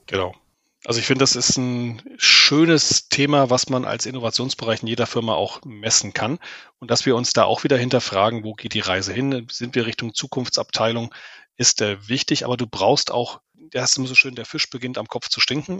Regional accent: Germany; vor allen Dingen als Deutsche

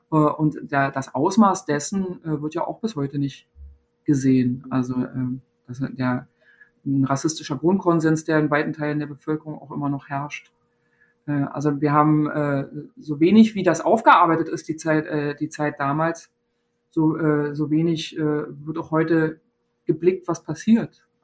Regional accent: East Germany, Germany; ich bin in der DDR geboren, klar. Ja, äh, und bin da sozialisiert und geprägt

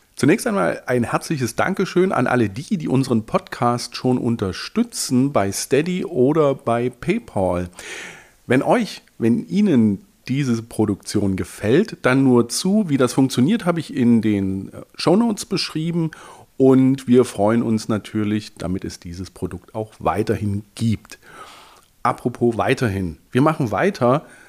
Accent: East Germany, Germany; born or raised there

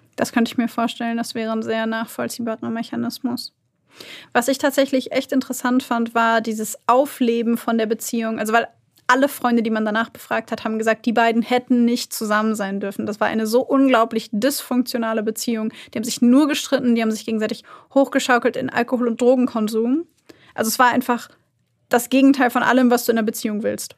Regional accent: Germany; bei uns in Deutschland

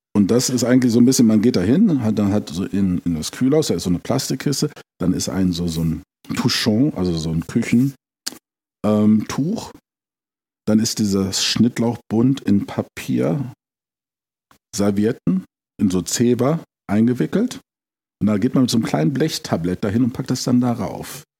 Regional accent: Braunschweig, Lower Saxony, Germany; moved away as an adult; also born or lived in London / Switzerland / Rome / Paris; now in Italy; gebürtig komme ich aus Braunschweig

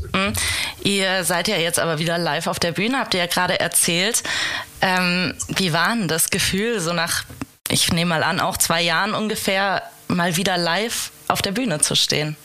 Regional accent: Hesse, Germany; ich bin nämlich auch eine Hessin eigentlich

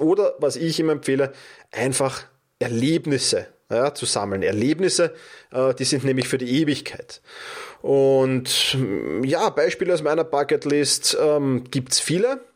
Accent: Austria; bei uns in Österreich

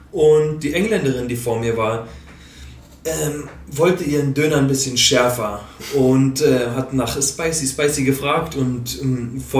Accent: Berlin, Germany; Also ich bin Berliner

